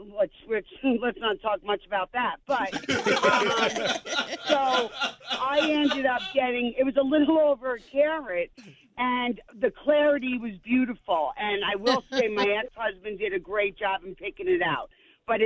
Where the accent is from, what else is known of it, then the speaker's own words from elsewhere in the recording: New York City, New York, United States; now in Burlington, United States; I'm originally from the New York City area